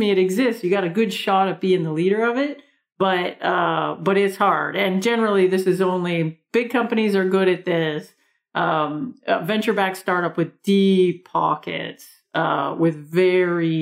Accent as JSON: {"language": "English", "country": "Canada", "also_born_or_lived": "New York", "accent": "big Canadian accent", "moved": "yes", "said": "I have this big Canadian accent"}